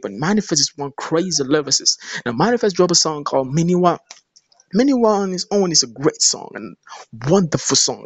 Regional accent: Nigeria; I'm from Nigeria.

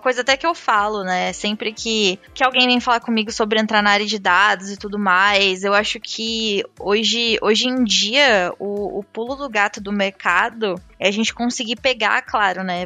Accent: interior of São Paulo, Brazil; sou do interior de São Paulo

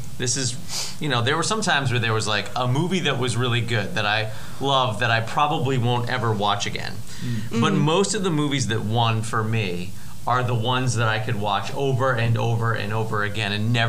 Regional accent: United States

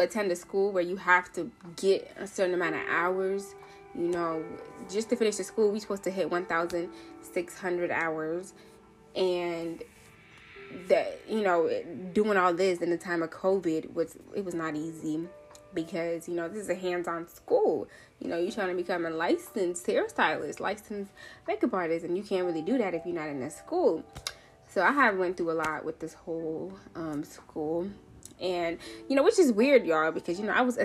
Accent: Seattle, Washington, United States; also born or lived in Nairobi, Kenya; I'm from Seattle. I was born in Nairobi, Kenya, but I have been in Seattle since I was like 5. So all I know is this rainy state, okay? Seattle, Washington is my home.

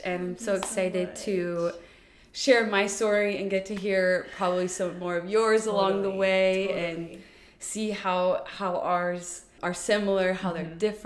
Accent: Houston, Texas, United States; moved away as an adult; also born or lived in New Orleans / Geneva, Switzerland; I'm born and raised in Houston, Texas.

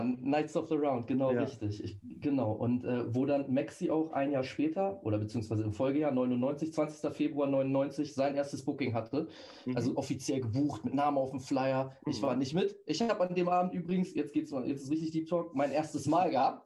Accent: Celle, Lower Saxony, Germany; von Celle aus, wo ich herkomme

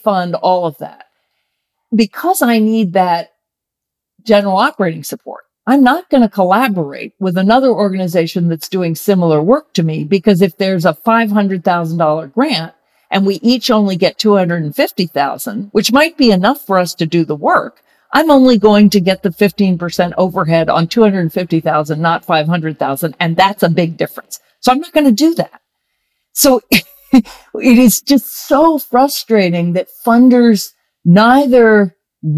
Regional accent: Virginia, United States; I grew up in Virginia in the 60s and 70s

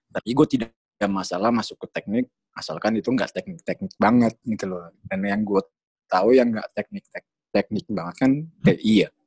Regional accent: East Java, Indonesia; karena kan gue emang asli dari dari Jawa Timur jadi yang terkenal kan ITS sama UNER.

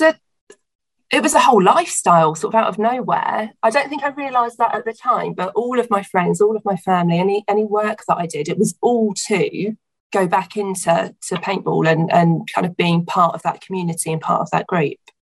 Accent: Hampshire, South East England, United Kingdom; I grew up um, in Hampshire, so between Southampton and Portsmouth down on the coast

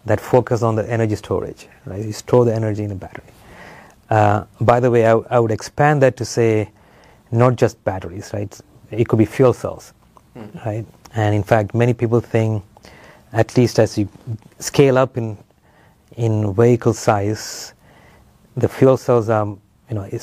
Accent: Nigeria; moved away as an adult; also born or lived in Sri Lanka / Ile-Ife, Nigeria; now in Urbana-Champaign, United States; I was born in Sri Lanka, but when I was young, the family moved to Nigeria, West Africa. So that's where I grew up, did my schooling

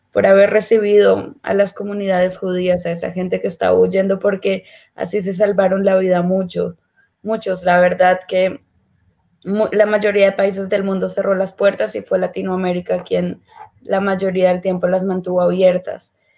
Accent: Colombia; moved away as an adult; now in Israel; yo nací y crecí en Colombia. Eh, me mudé a Israel cuando tenía 18 años.

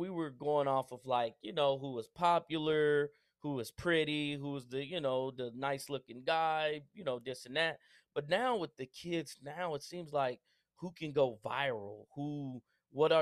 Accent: Spencer, Oklahoma, United States; I grew up in Spencer, Oklahoma

